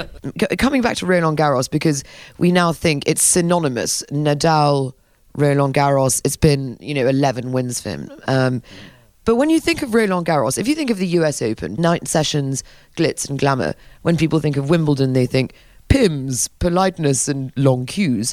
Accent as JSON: {"language": "English", "town": "Paris", "region": "Île-de-France", "country": "France", "said": "I'm from Paris"}